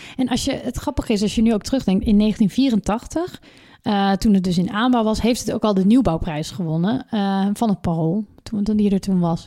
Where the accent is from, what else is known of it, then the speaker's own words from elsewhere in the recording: North Brabant, Netherlands; Als Brabander